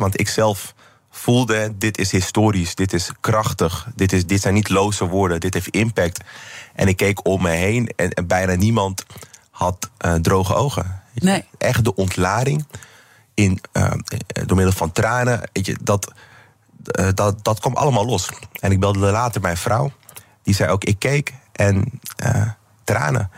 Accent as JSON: {"language": "Dutch", "town": "Amsterdam", "region": "North Holland", "country": "Netherlands", "said": "ik in ieder geval als Amsterdammer"}